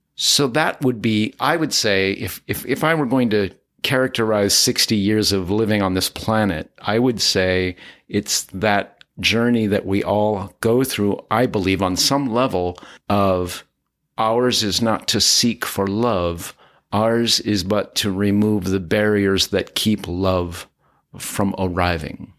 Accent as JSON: {"language": "English", "town": "Pender", "region": "Nebraska", "country": "United States", "tie": "born or raised there", "also_born_or_lived": "Pittsburgh / Los Angeles / Lincoln", "moved": "as an adult", "lives_now": "Altadena, United States", "said": "We were in a small village in northeast Nebraska where I was being raised"}